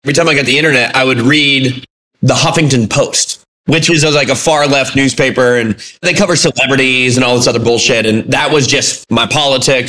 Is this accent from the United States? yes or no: yes; United States; we as an American public